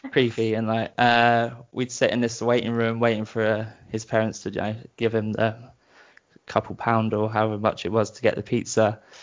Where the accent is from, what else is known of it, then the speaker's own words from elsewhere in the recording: Brighton, South East England, United Kingdom; accent: British; moved away as an adult; now in Bristol, United Kingdom; I grew up in Brighton.